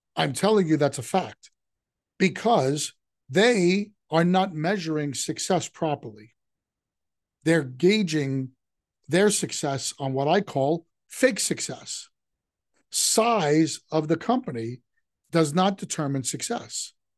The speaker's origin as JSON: {"language": "English", "region": "New York", "country": "United States", "tie": "born or raised there", "said": "growing up in New York"}